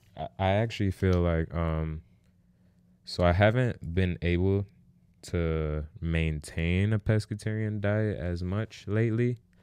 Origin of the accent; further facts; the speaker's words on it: New York, United States; I was born in the Bronx